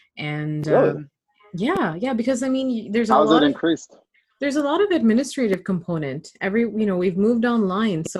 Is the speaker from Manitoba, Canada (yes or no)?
no; Toronto, Ontario, Canada; I grew up in Scarborough